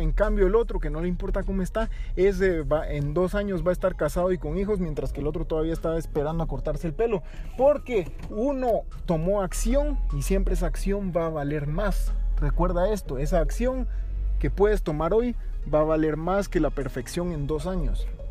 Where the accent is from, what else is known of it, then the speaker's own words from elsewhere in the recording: Guatemala; como guatemaltecos